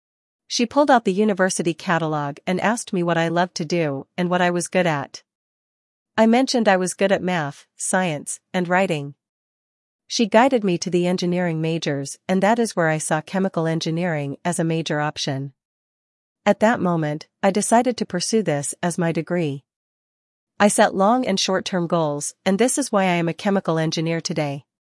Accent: Port Arthur, Texas, United States; I am from Port Arthur, Texas, a little town that houses the world's largest refinery and many chemical manufacturing facilities. I grew up with oil and gas literally in my backyard

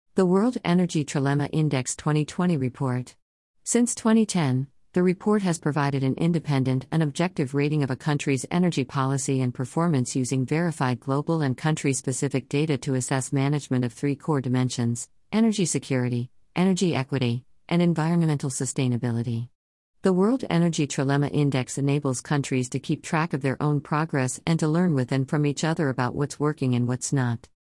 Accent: Texas, United States; my home state

